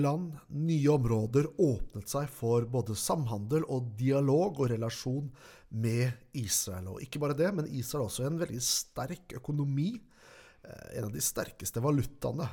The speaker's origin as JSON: {"language": "Norwegian", "country": "Norway", "said": "her hjemme i Norge"}